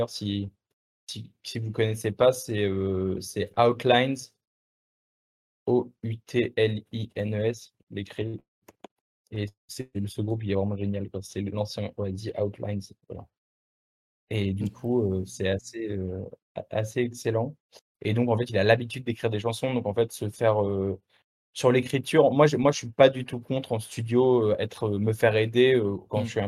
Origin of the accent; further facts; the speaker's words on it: France; accent: French; Ouais, je suis français, bah, j'ai un accent français et puis it's like that, tu vois.